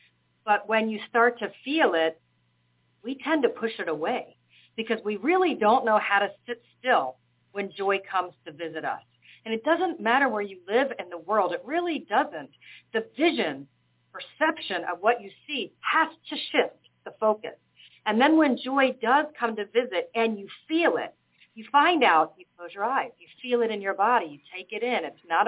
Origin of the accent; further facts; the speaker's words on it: Atlanta, Georgia, United States; moved away as an adult; now in Malta; So I moved from Atlanta, Georgia, to the island of Malta during COVID.